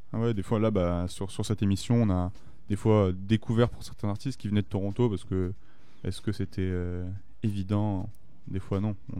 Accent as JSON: {"language": "French", "country": "France", "said": "chez nous en France"}